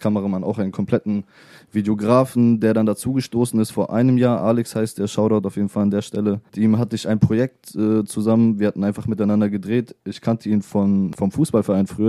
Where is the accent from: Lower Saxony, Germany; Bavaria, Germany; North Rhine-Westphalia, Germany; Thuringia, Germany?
Lower Saxony, Germany; Hanover; Ich komme aus Hannover.